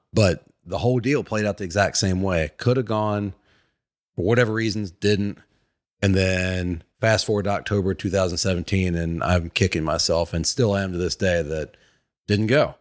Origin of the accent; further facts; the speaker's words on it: Virginia, United States; now in Atlanta, United States; I'm from Virginia, my parents, sisters st-, were still up there.